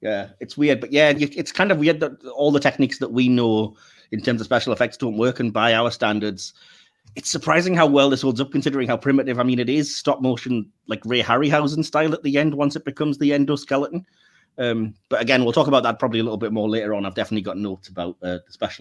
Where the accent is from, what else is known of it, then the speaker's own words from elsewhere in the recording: England, United Kingdom; as an English audience